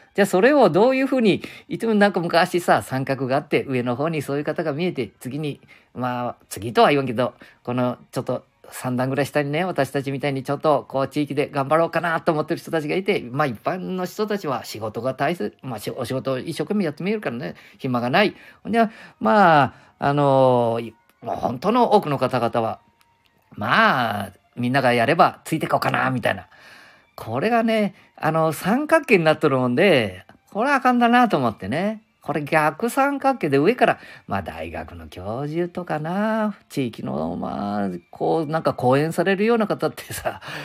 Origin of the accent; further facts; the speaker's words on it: Nagoya, Tokai region, Aichi, Japan; also born or lived in Handa, Aichi; 地元、私たちの地元、この名古屋、東海地区